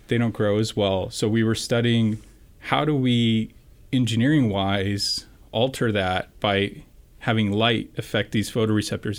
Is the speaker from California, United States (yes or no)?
yes; San Francisco Bay Area, California, United States; I'm local from the Bay Area